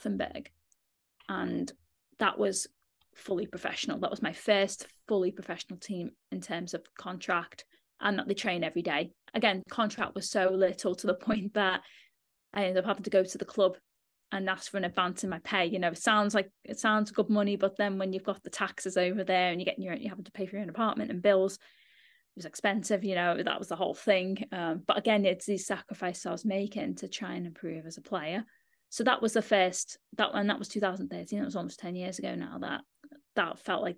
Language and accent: English; Liverpool, North West England, United Kingdom; moved away; I'm from Liverpool, just outside of Liverpool.